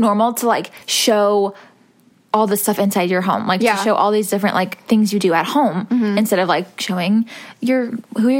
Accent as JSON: {"language": "English", "region": "Missouri", "country": "United States", "moved": "yes", "said": "we are both from Missouri"}